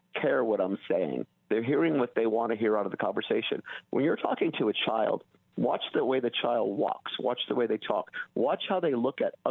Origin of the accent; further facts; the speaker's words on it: California, United States; growing up in California, if you ran away back in the 70s, you went to juvenile hall.